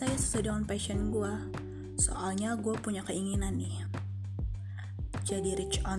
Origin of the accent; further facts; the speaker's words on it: Bandar Lampung, Lampung, Indonesia; born there; Gue lahir di Bandar Lampung 14 Desember 2002. Gue alumni dari SMA Negeri 3 Bandar Lampung.